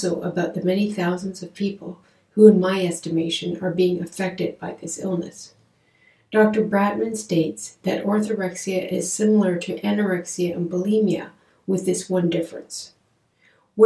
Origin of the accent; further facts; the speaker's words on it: Canada; I'm a Canadian psychotherapist